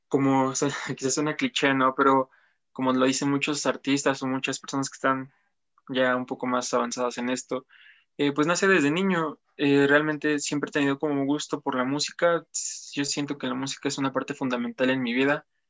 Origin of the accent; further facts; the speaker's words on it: Apizaco, Tlaxcala, Mexico; also born or lived in Huamantla; Llevo prácticamente toda mi vida viviendo aquí en Apizaco